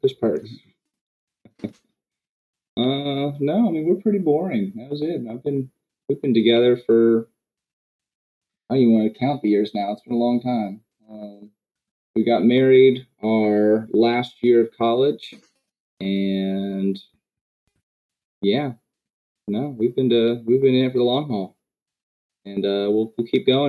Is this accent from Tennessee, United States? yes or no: yes; Memphis, Tennessee, United States; also born or lived in Ohio; we moved to Memphis. And I've tried to leave, and I can't escape. So I usually tell people I grew up in Memphis, spent almost my entire life here.